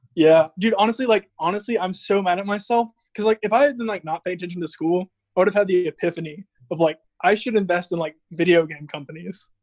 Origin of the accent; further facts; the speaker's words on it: Georgia, United States; I'm in Georgia, in my hometown.